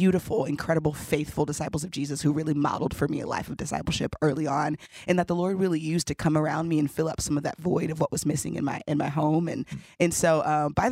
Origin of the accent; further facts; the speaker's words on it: Houston, Texas, United States; I grew up in Houston